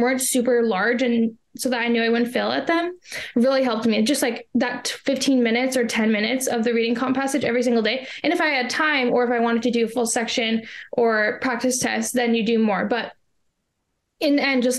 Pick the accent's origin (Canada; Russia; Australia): Canada; I am from Canada